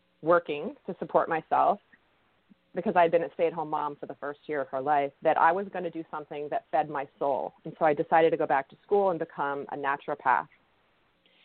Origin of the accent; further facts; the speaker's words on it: outside of Boston, Massachusetts, United States; my background is somewhat of the typical suburban young child growing up outside of Boston